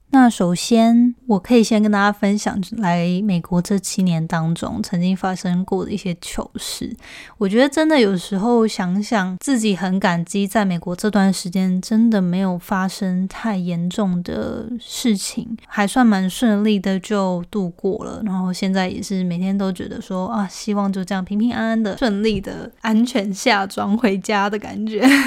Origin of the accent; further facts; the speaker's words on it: Taiwan; moved away as an adult; now in United States; 台湾人在一个其他环境当中，因为我们有时候比较 不敢直来直往的